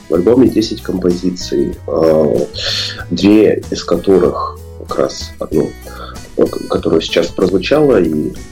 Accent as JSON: {"language": "Russian", "town": "Irkutsk", "region": "Irkutsk Oblast", "country": "Russia", "tie": "born or raised there", "said": "с природой э, мо моего края, где я вырос, я сам из Иркутска"}